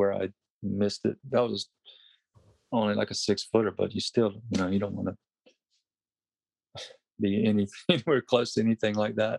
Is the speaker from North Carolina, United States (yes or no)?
yes; Wilmington, North Carolina, United States; moved away as an adult; growing up in North Carolina